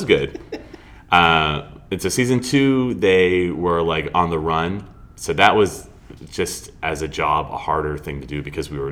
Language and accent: English; Melrose, Massachusetts, United States; moved away as an adult; also born or lived in Dallas, Texas; I'm from Boston. I grew up in Melrose and went to high school there.